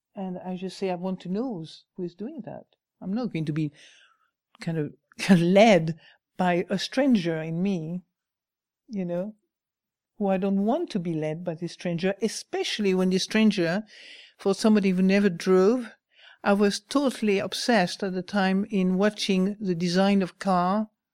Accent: France; moved away; I come from France

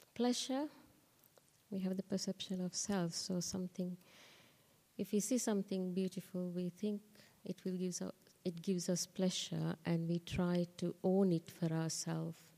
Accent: Sri Lanka; moved away; I was born in Sri Lanka, so I was open to, I mean, I learned the Dhamma in school

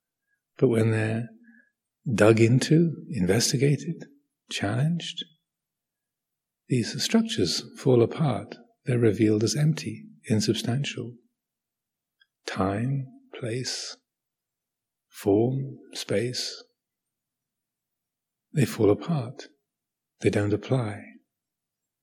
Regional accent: Kent, South East England, United Kingdom; I was born in Kent, England

